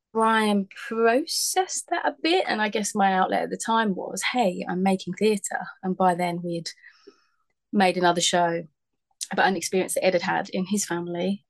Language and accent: English; Essex, East of England, United Kingdom; now in South coast of England, United Kingdom; I'm from Essex, which is like up a bit more by London.